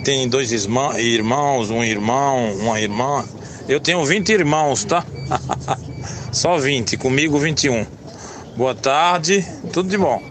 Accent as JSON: {"language": "Portuguese", "region": "Pernambuco", "country": "Brazil", "moved": "yes", "lives_now": "Itanhaém, Brazil", "said": "sou da Baixada Santista Itanhaém, moro aqui há 15 anos, sou de Pernambuco."}